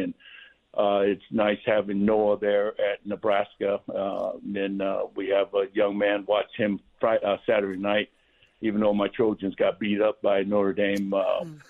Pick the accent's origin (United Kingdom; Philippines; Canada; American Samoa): American Samoa; Manu'a; moved away; growing up in American Samoa.